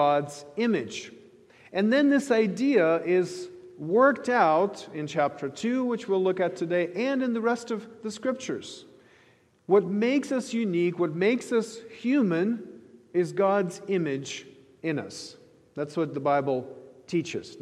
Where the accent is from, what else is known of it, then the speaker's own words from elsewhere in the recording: Ukraine; moved away; I grew up in the Soviet Ukraine, as many of you know, and I grew up in a thoroughly secular society